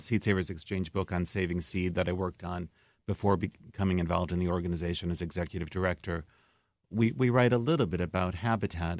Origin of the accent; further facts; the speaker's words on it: Chicago, Illinois, United States; also born or lived in Massachusetts; now in Decorah, United States; I was born in Chicago, but I actually was living out east for the past twenty-four years